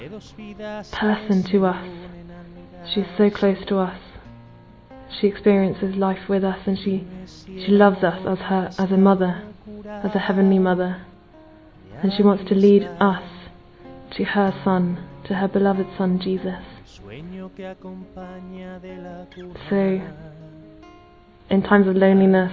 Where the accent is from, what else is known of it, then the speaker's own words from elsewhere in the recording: London, United Kingdom; I'm from London